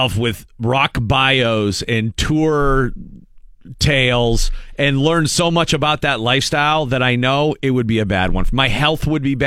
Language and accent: English; Erie, Pennsylvania, United States; being from Erie